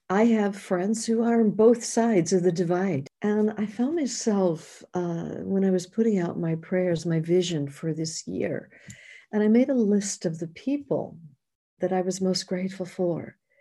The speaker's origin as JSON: {"language": "English", "region": "New York", "country": "United States", "moved": "yes", "said": "being a New Yorker, I'd spent eight years in New York"}